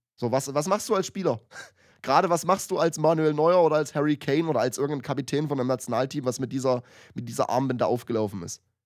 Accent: Germany; ich als Deutscher

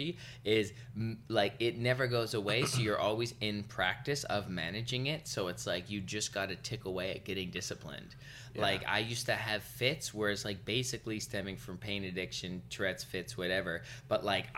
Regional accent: Vancouver, British Columbia, Canada; I grew up in Vancouver.

